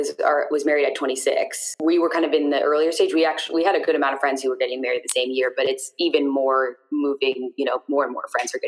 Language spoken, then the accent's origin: English; St. Louis, Missouri, United States; moved away as an adult; now in Boston, United States; I moved from St. Louis to Boston, I guess like 6 years ago.